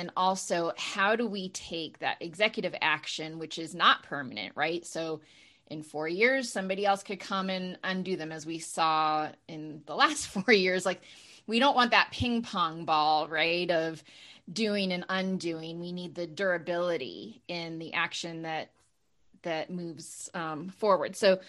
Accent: Maine, United States; I'm from Maine, so.

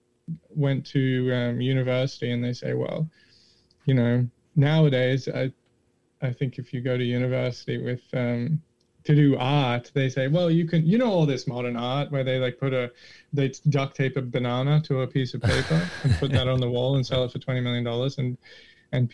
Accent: Australia; I'm Australian

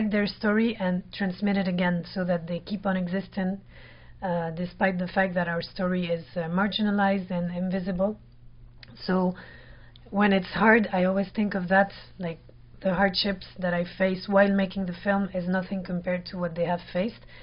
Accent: France; I was born in France.

